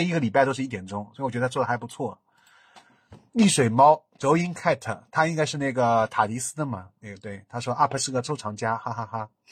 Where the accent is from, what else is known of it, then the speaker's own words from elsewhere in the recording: Shanghai, China; accent: Shanghainese; 我是个好洋洋讲上海话，我已经没人给我讲上海话了